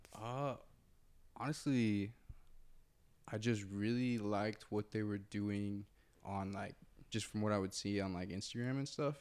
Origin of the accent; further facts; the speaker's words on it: Muncie, Indiana, United States; moved away as an adult; now in Los Angeles, United States; I'm from Muncie, Indiana